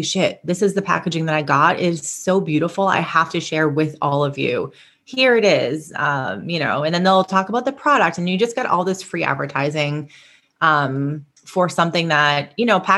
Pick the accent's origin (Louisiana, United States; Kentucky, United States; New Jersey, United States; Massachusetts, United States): Massachusetts, United States; Boston; my hometown in Massachusetts, in Boston